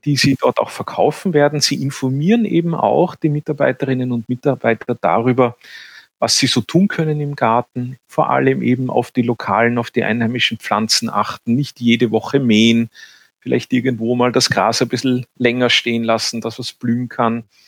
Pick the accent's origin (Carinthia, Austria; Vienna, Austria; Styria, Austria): Vienna, Austria; accent: Viennese; Ich bin ein Städter, ich bin in Wien aufgewachsen